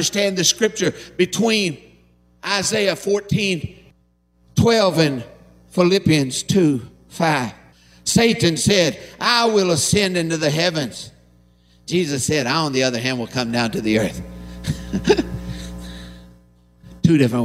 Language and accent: English; Harlan County, Kentucky, United States; I'm from Harlan County